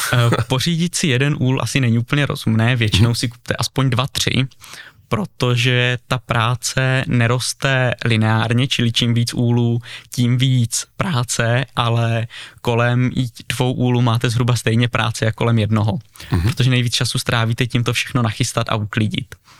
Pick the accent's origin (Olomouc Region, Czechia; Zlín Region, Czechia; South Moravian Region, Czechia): Zlín Region, Czechia; Uherský Brod; Bydlím v Uherském Brodě, narodil jsem se teda v nemocnici v Uherském Hradišti, ale celý život bydlím v Brodě